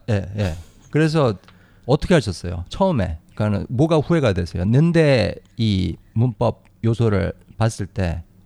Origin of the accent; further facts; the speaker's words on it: South Korea; first language Korean; 저는 저는 한국 사람으로서 영어를 배웠으니까